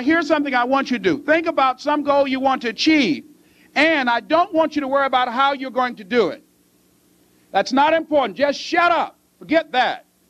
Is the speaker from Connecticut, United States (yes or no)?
no; Miami, Florida, United States; I was born in Liberty City